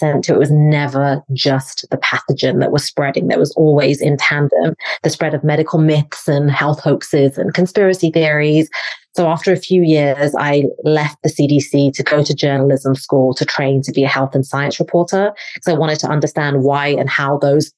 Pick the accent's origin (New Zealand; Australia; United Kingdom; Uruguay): United Kingdom; England; moved away as an adult; now in United States; I'm from England, originally live in the States now